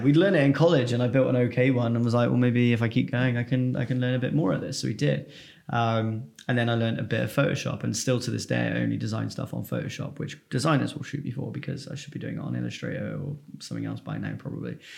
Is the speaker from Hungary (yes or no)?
no; Filton, South West England, United Kingdom; I'm from Filton, which is just north of Bristol